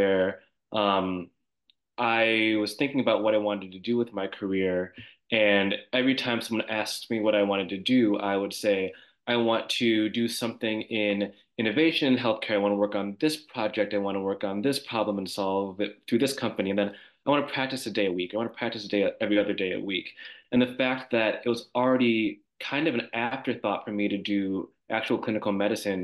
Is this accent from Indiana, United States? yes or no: no; Milwaukee, Wisconsin, United States; I grew up just outside of Milwaukee, Wisconsin